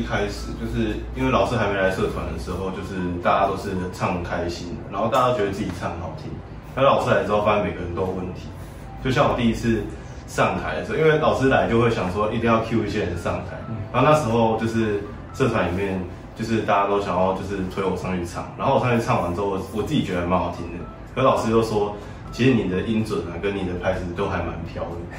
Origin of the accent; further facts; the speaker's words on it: Tainan, Taiwan; moved away as an adult; now in Kaohsiung, Taiwan; 我是台南人。